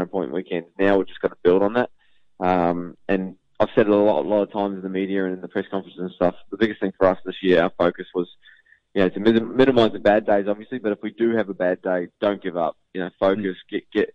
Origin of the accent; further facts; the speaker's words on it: New Zealand; now in Melbourne, Australia; I'm a Kiwi through and through